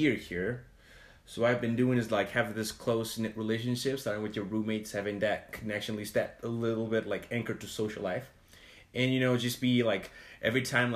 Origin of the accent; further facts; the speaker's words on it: Portugal; moved away as an adult; also born or lived in Provo, Utah / Salt Lake City, Utah; now in United States; I'm from Portugal.